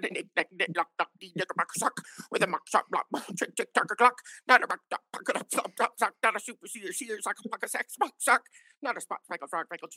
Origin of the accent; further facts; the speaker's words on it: New York, United States; now in Arizona, United States; because I am a New Yorker